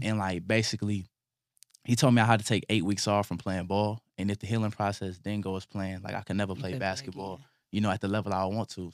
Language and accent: English; Illinois, United States; moved away; also born or lived in Georgia; growing up in Illinois, moving to Georgia